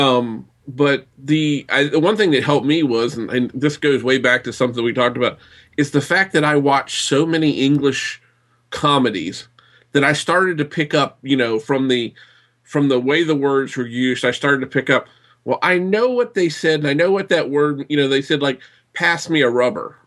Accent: the South, United States; I grew up in the South, and we have something we term yardbird

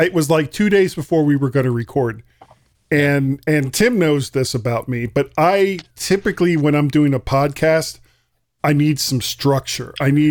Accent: South Florida, United States; I'm from Florida, and I am a product of the South Florida educational system, and I grew up in the 70s in South Florida as part of the South Florida educational system, and there was and I lived like 3 miles from the beach

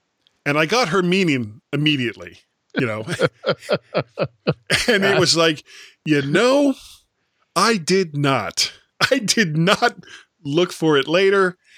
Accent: Florida, United States; But, you know, I am a blonde from Florida, so...

